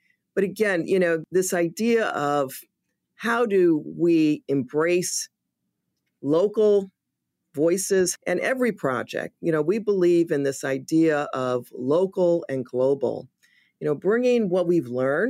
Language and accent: English; Chicago, Illinois, United States; I'm from the South Side of Chicago. I know exactly what that looks like